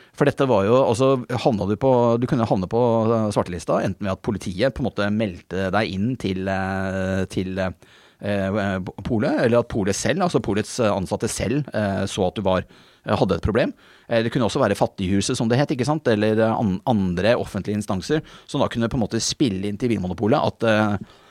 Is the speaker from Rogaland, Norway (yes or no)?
no; Bærum, Akershus, Norway; jeg kommer fra Bærum, ikke sant, så jeg var en sånn liberal tulling fra Bærum